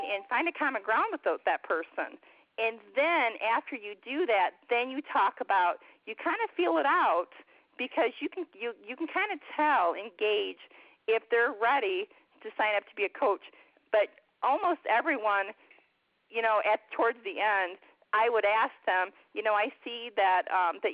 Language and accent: English; Michigan, United States; moved away as an adult; I'm from Michigan